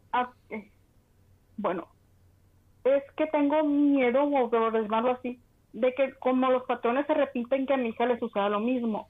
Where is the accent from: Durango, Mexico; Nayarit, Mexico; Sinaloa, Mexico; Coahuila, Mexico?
Sinaloa, Mexico; Culiacán; Culiacán, Sinaloa